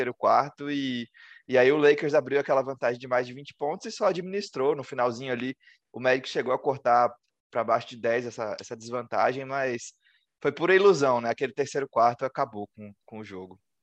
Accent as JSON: {"language": "Portuguese", "country": "Brazil", "said": "Sou do Brasil"}